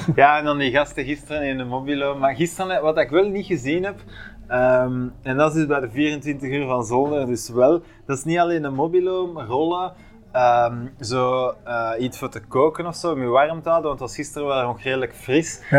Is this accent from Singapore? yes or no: no; Bruges, Flanders, Belgium; bij ons in Brugge